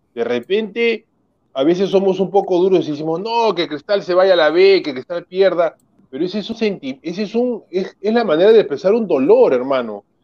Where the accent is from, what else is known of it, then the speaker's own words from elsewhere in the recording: Lima, Peru; yo soy del RIMAC, yo, bueno, nací en otro distrito, pero yo viví desde que nací en el RIMAC